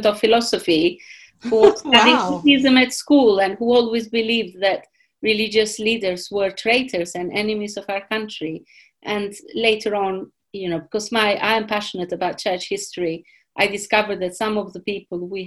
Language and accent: English; Albania; I grew up in Albania, and Albania was an atheist